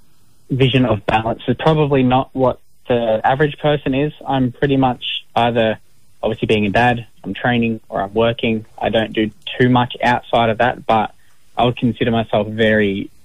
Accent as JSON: {"language": "English", "town": "Gold Coast", "region": "Queensland", "country": "Australia", "tie": "born or raised there", "also_born_or_lived": "Campbelltown, New South Wales", "said": "So I was born in the western Sydney suburb of Campbelltown. I'm a Wanneroo man, but I moved up to the Gold Coast at a very young age to start school."}